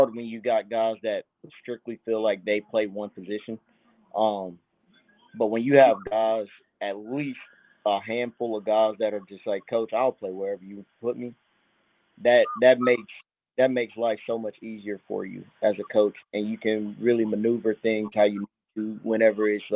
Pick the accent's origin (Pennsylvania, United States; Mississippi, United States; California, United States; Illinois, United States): Mississippi, United States; Sumrall; I'm from Summerall, born and raised